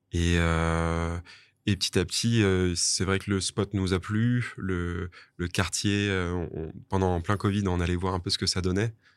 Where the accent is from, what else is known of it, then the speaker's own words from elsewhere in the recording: Toulouse, Occitania, France; moved away as an adult; also born or lived in Grasse / Bordeaux / Asia; now in Nice, France; j'ai fait la plupart de mes classes à Toulouse